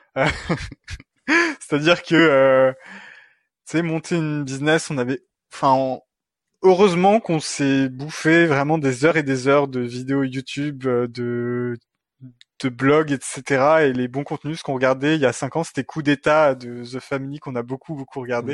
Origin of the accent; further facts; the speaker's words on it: France; moved away as an adult; also born or lived in Montreal, Canada; now in Quebec, Canada; je suis français. Ce n'est pas un accent euh, québécois